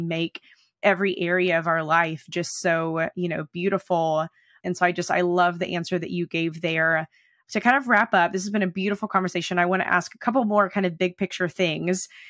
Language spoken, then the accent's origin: English; United States; also born or lived in Oklahoma / Texas; I grew up in Oklahoma and Texas